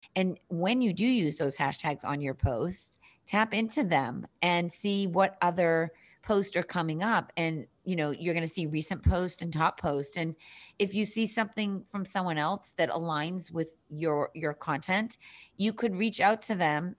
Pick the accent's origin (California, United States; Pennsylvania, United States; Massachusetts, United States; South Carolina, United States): Massachusetts, United States; Boston; accent: Boston; also born or lived in Cape Cod, Massachusetts; I am born and bred on the East Coast, currently living in downtown Boston, if you can detect a little bit of that Boston accent.